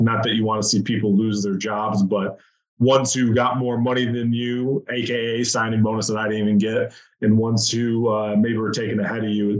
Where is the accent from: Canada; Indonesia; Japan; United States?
United States; Michigan; I was born and raised in Michigan